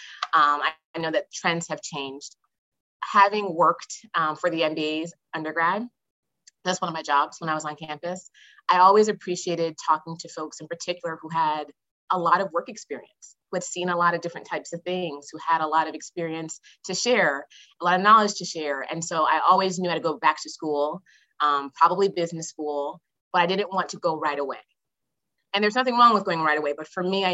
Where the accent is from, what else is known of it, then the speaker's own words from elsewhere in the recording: Boston, Massachusetts, United States; I grew up in Hyde Park, Massachusetts, more specifically